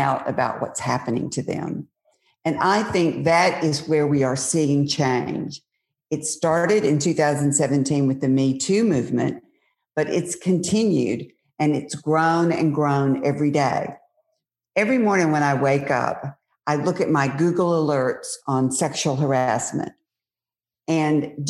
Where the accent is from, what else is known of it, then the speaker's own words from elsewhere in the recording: Mississippi, United States; my friends growing up in Mississippi, they're now my age